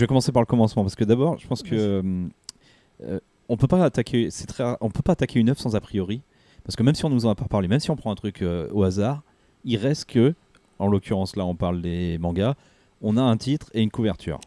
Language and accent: French; France; chez nous en France